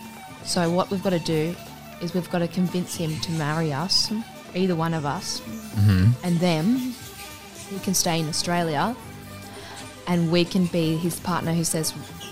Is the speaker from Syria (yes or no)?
no; Ireland; He just looks so Irish to me, and because I'm so Irish, I go, ooh.